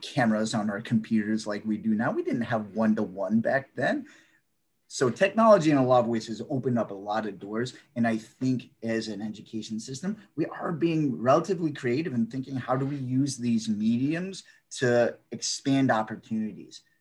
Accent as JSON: {"language": "English", "region": "Northern Virginia", "country": "United States", "tie": "born or raised there", "also_born_or_lived": "Maryland / South Korea / Arlington", "said": "I grew up in Northern Virginia"}